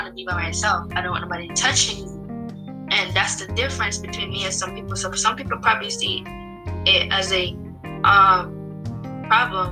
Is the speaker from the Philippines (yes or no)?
no; Jamaica; moved away; half of my life I grew up in Jamaica where none of that stuff was being said